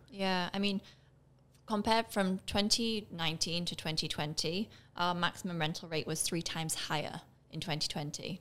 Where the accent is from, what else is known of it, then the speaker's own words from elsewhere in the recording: England, United Kingdom; now in Barbados; I grew up in England